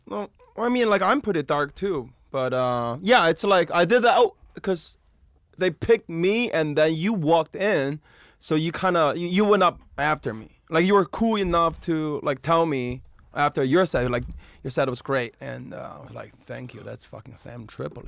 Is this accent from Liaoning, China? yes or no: no; Beijing, China; moved away; I'm from Beijing.